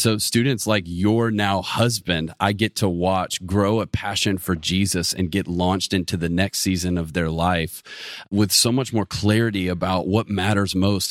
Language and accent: English; Atlanta, Georgia, United States; moved away as an adult; now in Auburn, United States; I'm from the Metro Atlanta area